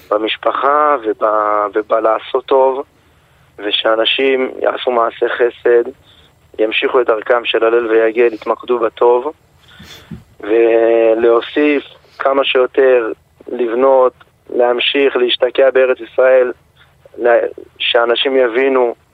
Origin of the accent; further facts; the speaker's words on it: Gaza Strip, Palestine; אנחנו משפחה שגדלנו בגוש קטיף.